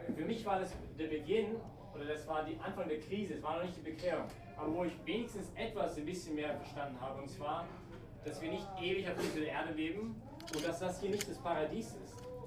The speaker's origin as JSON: {"language": "German", "country": "Canada", "moved": "yes", "said": "ich bin Kanadier"}